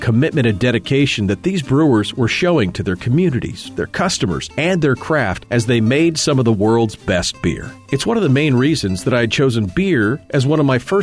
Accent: Fairbanks, Alaska, United States; my hometown of Fairbanks, in the interior of Alaska.

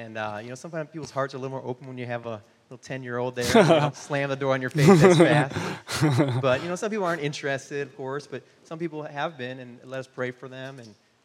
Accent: Michigan, United States; also born or lived in North Carolina / Amsterdam, Netherlands; now in Austin, United States; I grew up in Michigan.

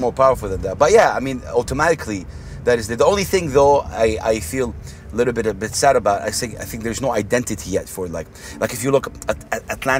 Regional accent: Jeddah, Makkah Province, Saudi Arabia; now in Dubai, United Arab Emirates; if I say Jeddah, which is my hometown

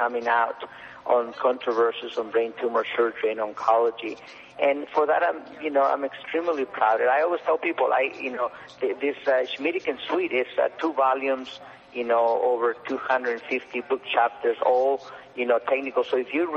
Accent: Mexico; moved away as an adult; now in United States; I was from Mexico

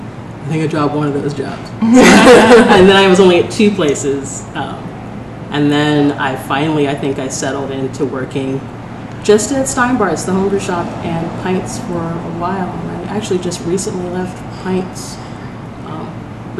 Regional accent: Portland, Oregon, United States; I think I am actually from Portland

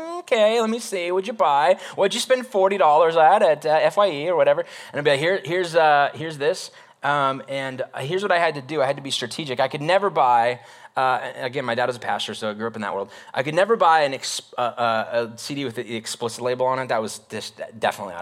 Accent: North Idaho, United States; moved away; I grew up in North Idaho for like my elementary years

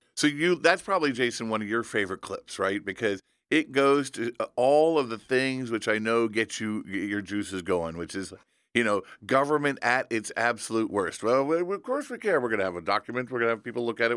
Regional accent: Indiana, United States; in my home state of Indiana

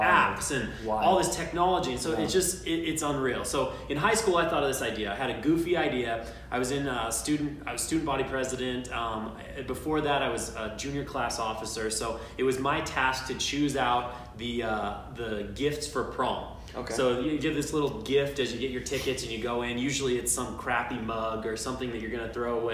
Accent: South Jordan, Utah, United States; also born or lived in Salt Lake City, Utah; Grew up just out of Salt Lake in South Jordan. Been here pretty much my entire life

